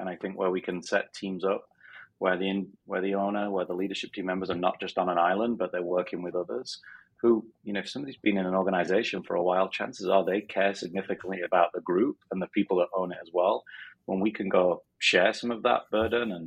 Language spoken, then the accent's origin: English; Sheffield, Yorkshire and the Humber, United Kingdom; moved away as an adult; also born or lived in Philadelphia; now in Arizona, United States; I'm from Sheffield in Northern England. So I still have the strange accent